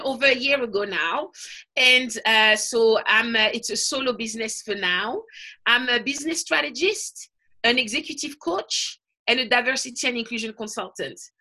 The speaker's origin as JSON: {"language": "English", "town": "Paris", "region": "Île-de-France", "country": "France", "tie": "born or raised there", "moved": "as an adult", "lives_now": "London, United Kingdom", "said": "I was born in Paris, but my parents are from the Caribbean"}